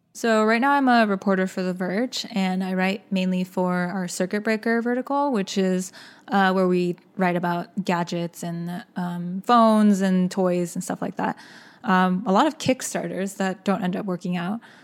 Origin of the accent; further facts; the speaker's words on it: Austin, Texas, United States; also born or lived in Seoul, South Korea; my family immigrated to Austin, Texas, uh, when I was six